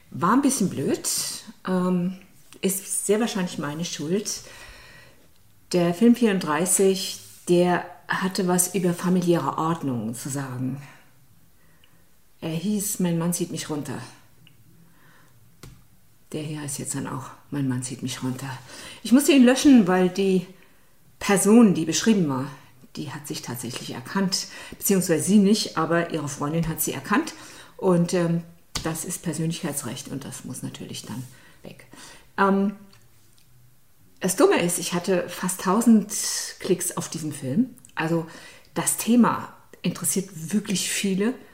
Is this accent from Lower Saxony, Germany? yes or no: no; Saarland, Germany; ich bin ja aus dem Saarland